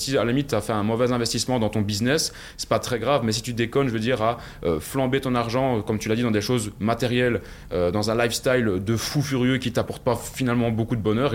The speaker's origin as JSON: {"language": "French", "country": "Belgium", "accent": "Belgian", "said": "viens de, Belgique, je pense que ça s'entend euh, à mon accent"}